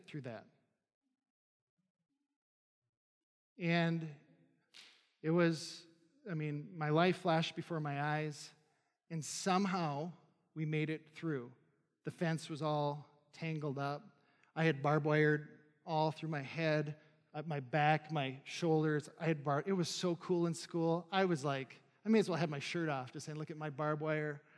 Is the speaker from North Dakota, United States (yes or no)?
yes; North Dakota, United States; moved away; I was probably 14, 15 at the time, and I'm from North Dakota, barren lands